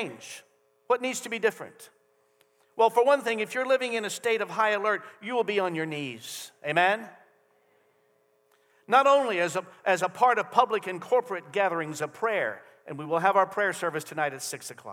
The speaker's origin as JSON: {"language": "English", "country": "United States", "said": "as American citizens"}